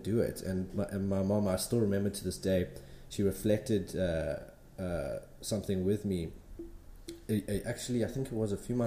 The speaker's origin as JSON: {"language": "English", "town": "Pietermaritzburg", "region": "KwaZulu-Natal", "country": "South Africa", "moved": "as an adult", "lives_now": "Durban, South Africa", "said": "I'm originally from Pietermaritzburg, came down here to Durban to study graphic design"}